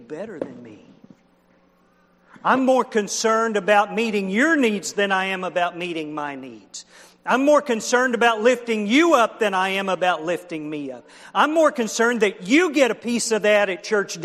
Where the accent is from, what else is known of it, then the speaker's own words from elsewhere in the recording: Oklahoma, United States; I was raised in Oklahoma